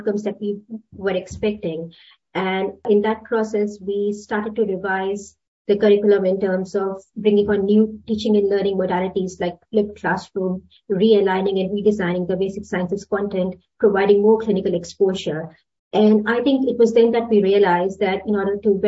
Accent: India; moved away as an adult; now in Sydney, Australia; Originally, I'm from India, and then I moved to Australia about 2008.

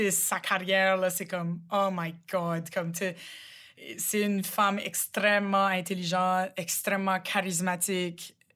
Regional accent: Rogersville, New Brunswick, Canada; accent: Chiac; chez nous, à Rogersville, le chiac est vraiment différent que celui de Moncton c'est là, comme mon accent en ce moment, c'est plus Moncton que Rogersville, d'où je viens.

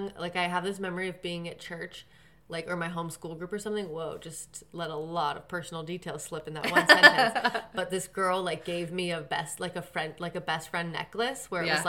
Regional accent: California, United States; also born or lived in Indiana; I moved to California from Indiana when I was 8

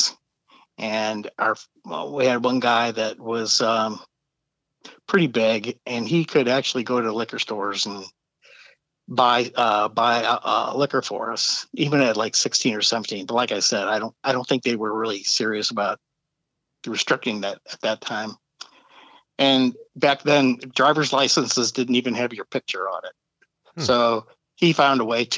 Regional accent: St. Louis, Missouri, United States; I grew up in St. Louis.

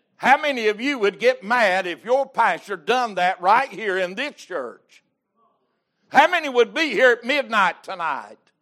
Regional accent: United States; I'm an American

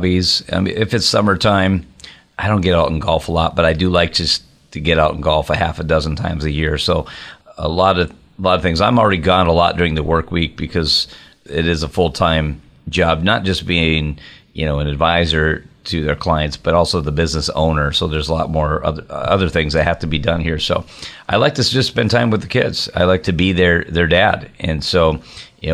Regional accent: Minnesota, United States; moved away as an adult; now in Wisconsin, United States; even though I live over in the border in Wisconsin, I grew up in Minnesota

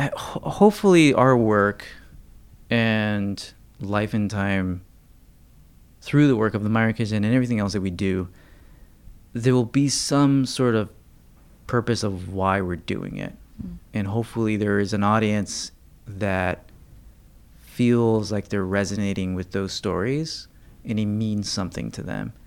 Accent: United States; just as Americans

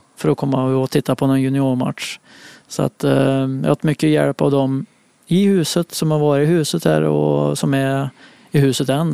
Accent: Munkfors, Värmland, Sweden; moved away; Jag spelade forward för det mesta hemma i Munkfors

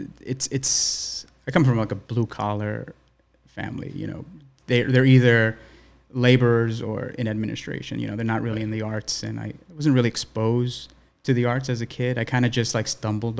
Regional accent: New York City, New York, United States; growing up in East New York, I went to elementary school, junior high school in like an urban setting.

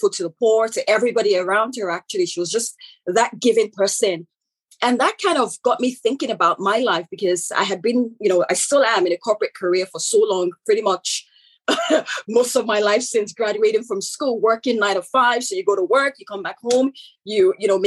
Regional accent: Nigeria; accent: African; moved away as an adult; also born or lived in United Kingdom; now in Canada; I am born Nigerian, so I'm originally from Nigeria, hence the African accent

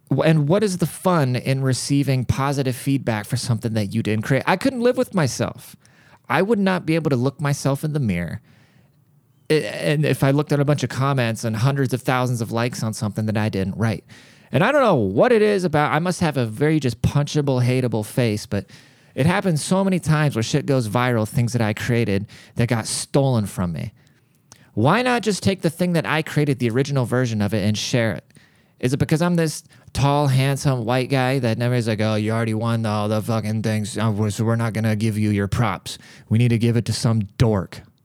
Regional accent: United States; a American born citizen

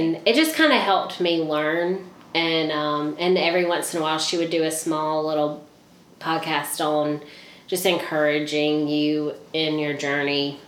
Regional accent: Leesburg, Georgia, United States; also born or lived in Albany, Georgia; I was born in Albany, but raised in Leesburg.

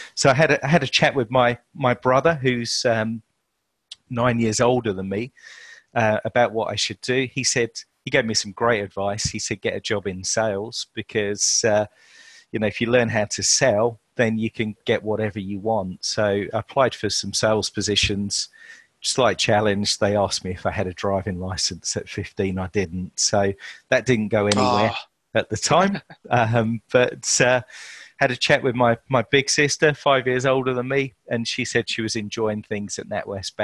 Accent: Chelmsford, East of England, United Kingdom; I was born in Chelmsford, Essex, to Yorkshire parentage.

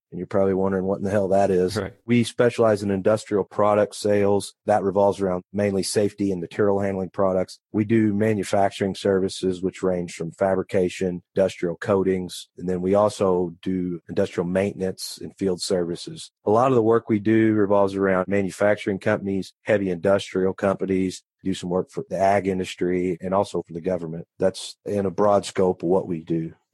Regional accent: Poseyville, Indiana, United States; I was. I've been here my whole life grown up around the business

